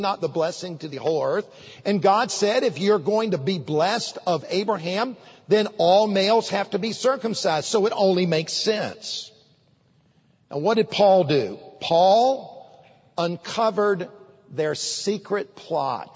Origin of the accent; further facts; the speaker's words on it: United States; as an American citizen